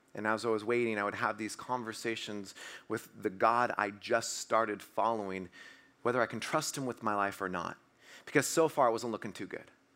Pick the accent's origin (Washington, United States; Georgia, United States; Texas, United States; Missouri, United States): Washington, United States; I'm from Washington, so I run to my car 'cause it's raining, 'cause it always rains in Washington